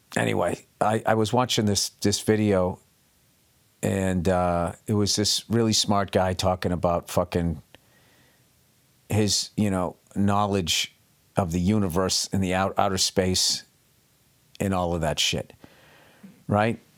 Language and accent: English; United States; I'm an American